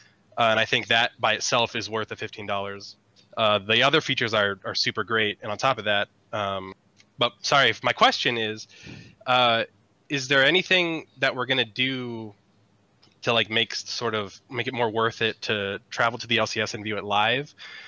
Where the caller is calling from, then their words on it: Rancho Cucamonga, California, United States; Rancho Cucamonga, California.